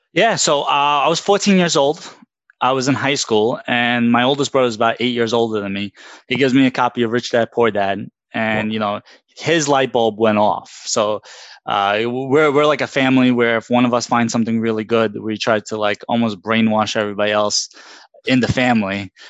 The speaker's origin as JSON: {"language": "English", "town": "New York City", "region": "New York", "country": "United States", "tie": "born or raised there", "said": "I grew up in Brooklyn from my childhood"}